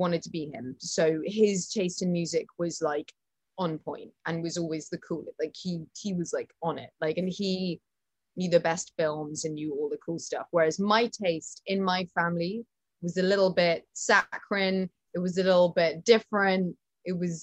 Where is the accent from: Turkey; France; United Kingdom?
United Kingdom; I'm British.